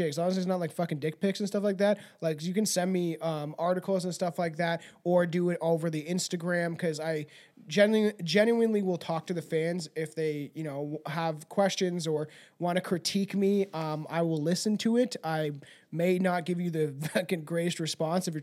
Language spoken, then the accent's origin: English; Canada; I'm an English-speaking Canadian